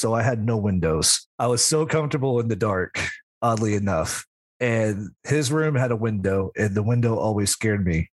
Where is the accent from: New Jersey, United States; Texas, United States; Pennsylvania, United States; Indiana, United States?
Indiana, United States; Southern; I'm from Southern Indiana, and sadly enough, there was slavery there. And the house I lived on is used to be part of a bigger farming plantation